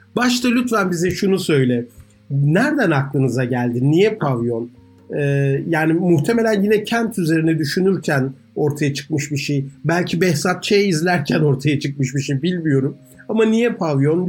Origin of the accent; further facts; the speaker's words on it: Ankara, Turkey; moved away; Yeni mahallede büyüdüm. Yeni mahallede Şentepe'nin eteklerindedir